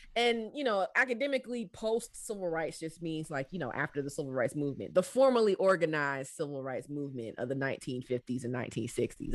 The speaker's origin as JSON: {"language": "English", "region": "Southwest Georgia", "country": "United States", "tie": "born or raised there", "also_born_or_lived": "DMV (Washington metropolitan area)", "said": "growing up in Southwest Georgia"}